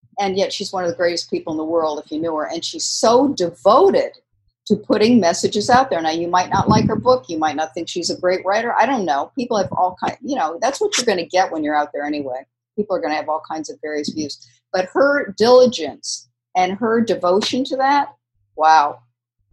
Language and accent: English; New York, United States; moved away; I was from New York originally